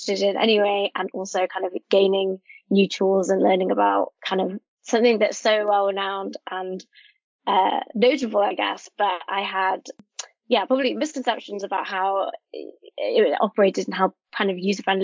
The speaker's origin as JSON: {"language": "English", "region": "Wales", "country": "United Kingdom", "said": "I'm from Wales"}